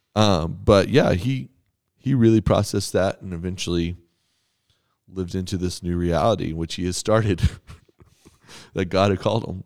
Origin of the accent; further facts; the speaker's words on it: Texas, United States; I'm from Texas.